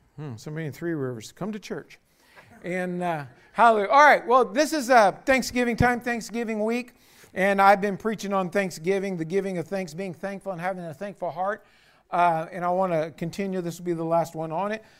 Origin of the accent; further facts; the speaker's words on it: United States; as an American citizen